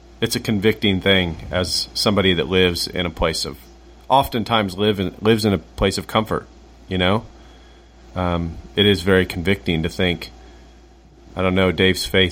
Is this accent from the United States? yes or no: yes; United States; as an American